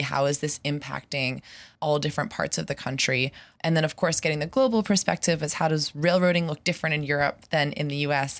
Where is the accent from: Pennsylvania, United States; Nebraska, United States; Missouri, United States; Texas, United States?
Pennsylvania, United States; Pittsburgh; moved away as an adult; also born or lived in San Francisco; I grew up in Pittsburgh, and I moved back about a year ago